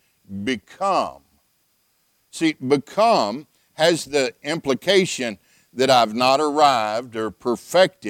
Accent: the South, United States; also born or lived in Texas; now in Illinois, United States; I'm from the South

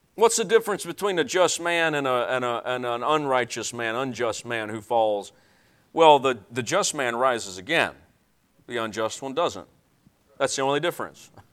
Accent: Tennessee, United States; I'm from Tennessee

